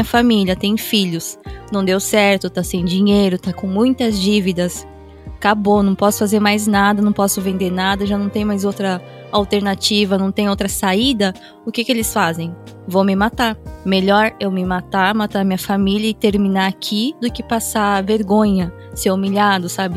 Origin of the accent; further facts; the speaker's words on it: Japan; uma pessoa que cresceu aqui no Japão e parte de mim. Eu, eu já sou japonesa, eu já me considero japonesa no sentido assim de eu fui criada aqui